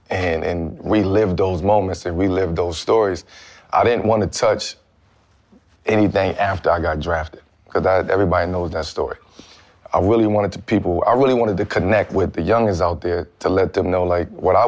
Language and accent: English; Brooklyn, New York, United States; So it was just hard growing up in Brooklyn, man, as a kid.